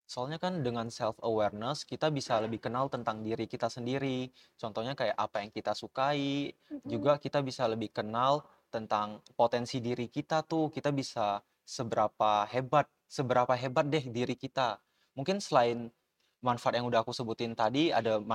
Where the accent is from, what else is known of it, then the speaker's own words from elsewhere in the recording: Batam, Riau Islands, Indonesia; now in Cikarang, Indonesia; aku tuh uh, asalnya dari Batam, jadi aku benar-benar datang ke sini sendiri sebagai anak rantau, datang ke Cikarang buat uh, fokusin kuliah aku